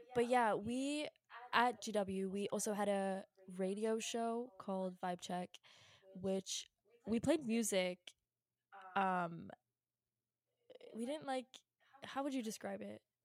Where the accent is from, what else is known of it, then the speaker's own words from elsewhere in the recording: Virginia, United States; I'm from Virginia